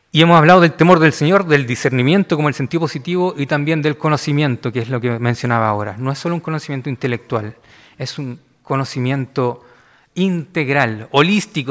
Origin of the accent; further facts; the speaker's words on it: Valparaíso, Chile; Yo soy de Valparaíso